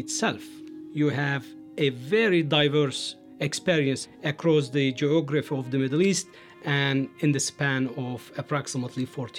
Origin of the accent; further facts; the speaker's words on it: Turkey; moved away as an adult; also born or lived in United States; now in St. Louis, United States; I am originally from Turkey, and I did my PhD here in the States at the University of Chicago.